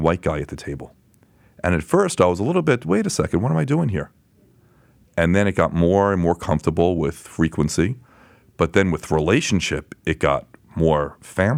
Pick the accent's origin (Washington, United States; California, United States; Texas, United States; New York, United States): New York, United States; Lynbrook; I grew up on Long Island, Lynbrook, Long Island, which is just over the Queens border